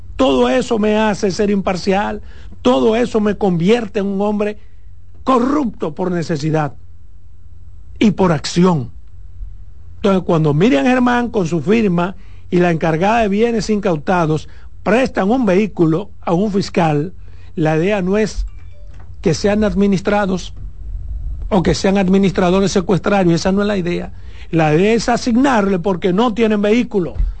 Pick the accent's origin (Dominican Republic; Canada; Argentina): Dominican Republic; Pedernales; en mi pueblo, en mi provincia, Pernales